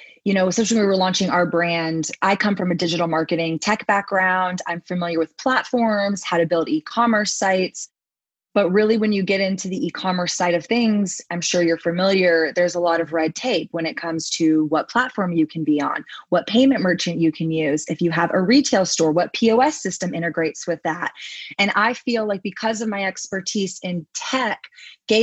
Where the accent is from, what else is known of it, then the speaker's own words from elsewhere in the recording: Texas, United States; I come from Texas